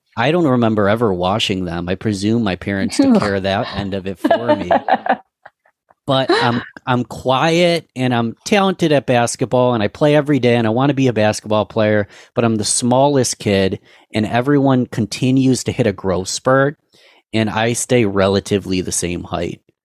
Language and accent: English; Rochester, New York, United States; Rochester, New York, that's my hometown, Rochester, New York